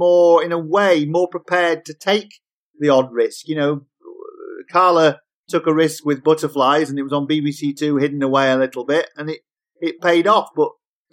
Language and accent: English; Yorkshire and the Humber, United Kingdom; I'm from Yorkshire